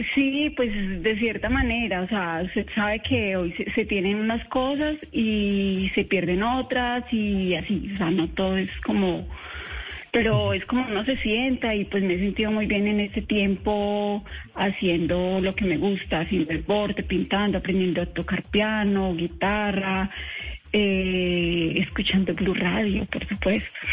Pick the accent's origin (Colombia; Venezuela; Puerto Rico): Colombia; Armenia, Quindío; also born or lived in Nemocón; yo soy colombiana, soy quindiana, soy cuyabra